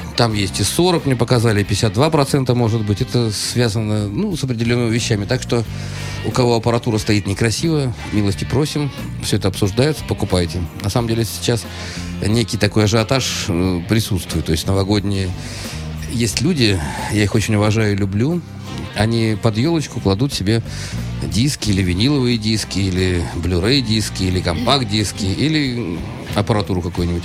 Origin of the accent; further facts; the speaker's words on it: Saint Petersburg, Russia; Я питерский человек, я музыкант, я директор. Ну, я просто обычный правильный петербуржец